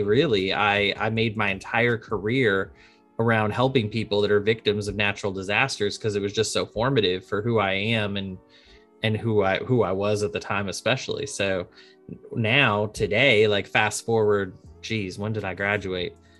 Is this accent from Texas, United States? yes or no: yes; Arlington, Texas, United States; moved away; also born or lived in Boston; I grew up in Arlington, Texas, right outside Dallas